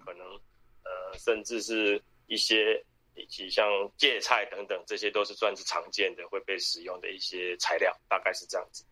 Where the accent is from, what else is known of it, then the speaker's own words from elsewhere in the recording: Taiwan; 我是客家人